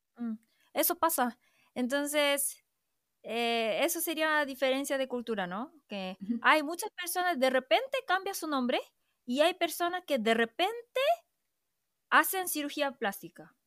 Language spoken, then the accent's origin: Spanish; South Korea